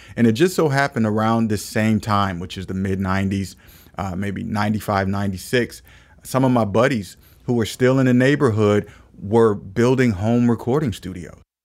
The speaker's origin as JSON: {"language": "English", "town": "Omaha", "region": "Nebraska", "country": "United States", "tie": "born or raised there", "moved": "as an adult", "lives_now": "Philadelphia, United States", "said": "I, uh, was born and raised in Omaha, Nebraska"}